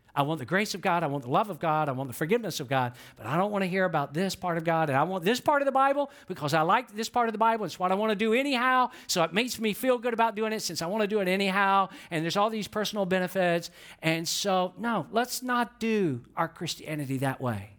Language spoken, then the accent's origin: English; Georgia, United States; I'm from Georgia, and some of you never dreamed you could hear somebody from Georgia talk this fast